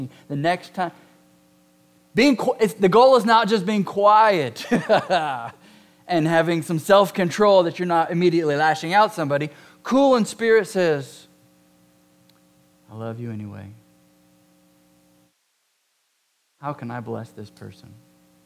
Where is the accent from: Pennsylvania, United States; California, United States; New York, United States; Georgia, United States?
California, United States; Southern; moved away; I'm from Southern California.